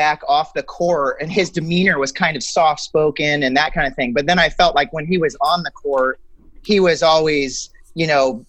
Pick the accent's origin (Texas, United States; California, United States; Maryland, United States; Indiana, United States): Indiana, United States; Indianapolis; he left the Pacers in my hometown